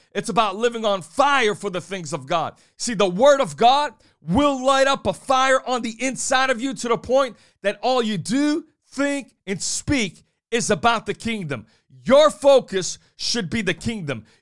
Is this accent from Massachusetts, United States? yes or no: yes; New Bedford, Massachusetts, United States; I was thirteen years old growing up on Gene Street in New Bedford, Massachusetts